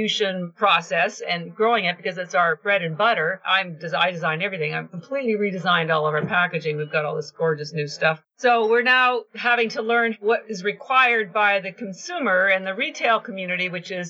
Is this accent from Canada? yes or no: yes; Canada; I'm Canadian